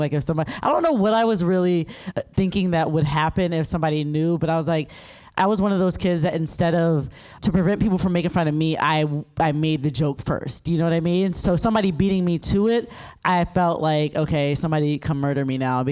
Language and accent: English; South Carolina, United States; I'm from South Carolina